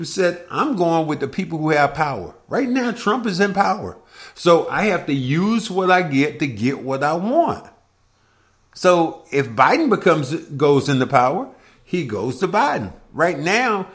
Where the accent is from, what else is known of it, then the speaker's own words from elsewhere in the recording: Kinston, North Carolina, United States; my hometown of Kinston, North Carolina.